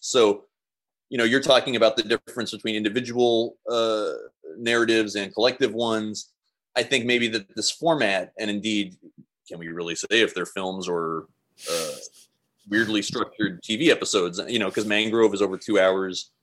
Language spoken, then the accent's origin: English; Seattle, Washington, United States; I'm from Seattle